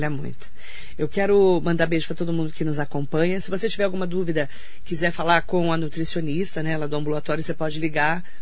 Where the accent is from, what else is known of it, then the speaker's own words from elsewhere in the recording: Suzano, São Paulo, Brazil; now in Mogi das Cruzes, Brazil; lá em casa, é, é, eu vim de Suzano